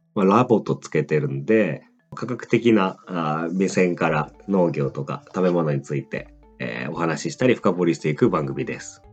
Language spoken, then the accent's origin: Japanese; Greater Tokyo Area, Japan; 首都圏の高校出身